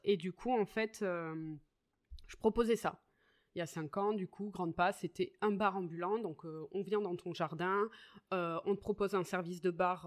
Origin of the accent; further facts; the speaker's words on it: Capbreton, Nouvelle-Aquitaine, France; now in Greece; J'habite en Grèce. Je suis originaire des Landes, de Cabreton.